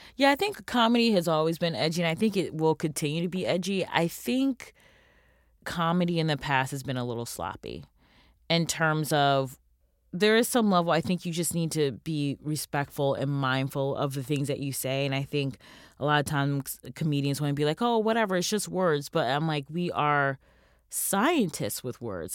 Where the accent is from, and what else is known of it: United States